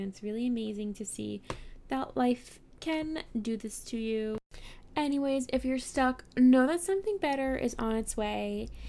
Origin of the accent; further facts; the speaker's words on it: New York City, New York, United States; I grew up in New York City